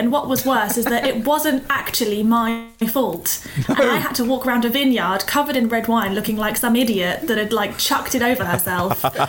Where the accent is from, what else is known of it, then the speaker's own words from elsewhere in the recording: London, United Kingdom; I'm from London.